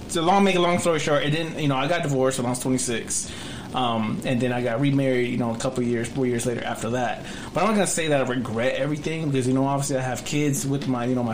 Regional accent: Dallas, Texas, United States; also born or lived in Duncanville, Texas / Fort Worth, Texas; I grew up in Dallas. See, I started, I lived in Oak Cliff, and then from Oak Cliff, my parents moved to Duncanville

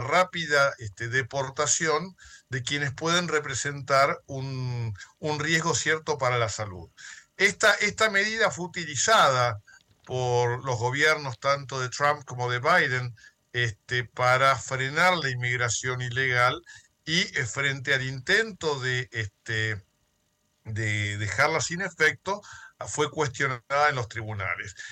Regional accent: Argentina; hablo como abogado argentino

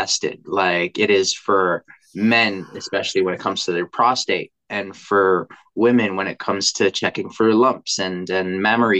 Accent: Philippines; And to even reflect it back to, being Filipino, you don't go to the doctors unless you're sick, right?

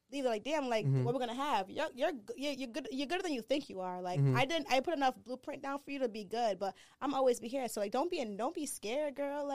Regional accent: Pawtucket, Rhode Island, United States; also born or lived in Nigeria; I wasn't even born in Rhode Island. I was born in Nigeria. I'm an immigrant, my parents. Like, I came when I was 3, but I grew up in Rhode Island. We actually grew up in Pawtucket.

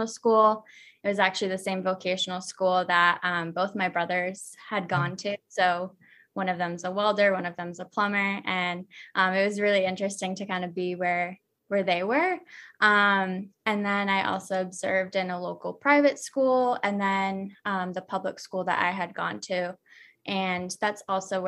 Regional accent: Dartmouth, Massachusetts, United States; moved away as an adult; also born or lived in Fall River, Massachusetts; now in Greenville, United States; I am from Dartmouth, Massachusetts. Oh, or wow. Originally, I am from Fall River. So I was born in Fall River and lived there till I was about six

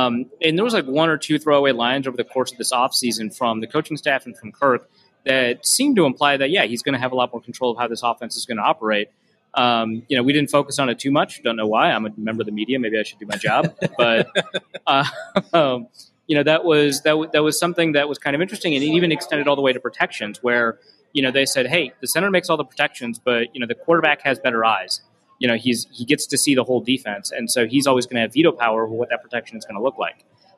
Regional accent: Minnesota, United States; I'm Minnesotan

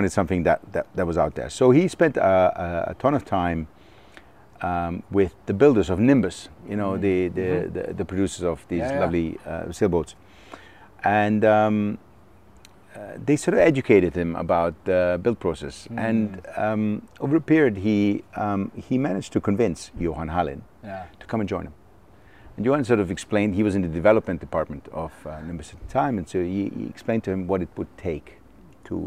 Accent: Germany; moved away; I was born in Germany. I grew up there.

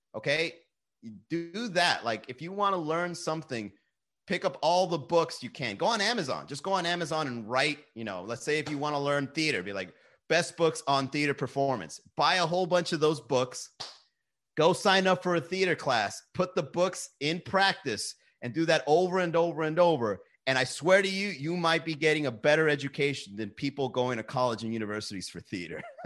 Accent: Miami, Florida, United States; we're from Miami

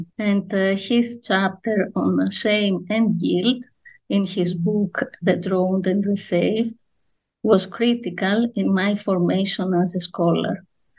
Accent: Athens, Attica, Greece; I grew up in Athens. My first degree was in classics, and as soon as I graduated from the University of Athens

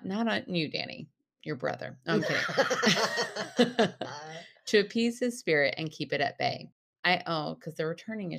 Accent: Michigan, United States; I grew up in the Rust Belt, 45 minutes north of Detroit. I was born in the city, but had the privilege of growing up in a small town with lots of fields and woods to play and roam around in.

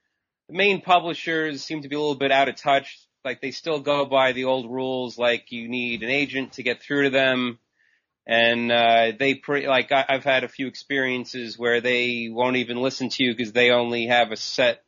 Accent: Long Island, New York, United States; Sure. I'm from Long Island, New York, and I've been writing since about 1997.

